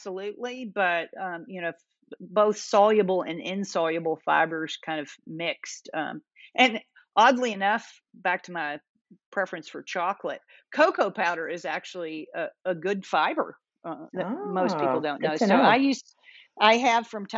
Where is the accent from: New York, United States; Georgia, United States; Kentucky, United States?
Kentucky, United States; I grew up in Kentucky